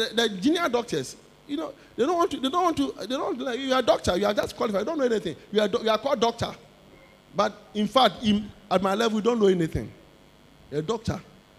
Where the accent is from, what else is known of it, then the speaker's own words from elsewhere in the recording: Osu, Greater Accra, Ghana; When I was growing up in Osu, little boy.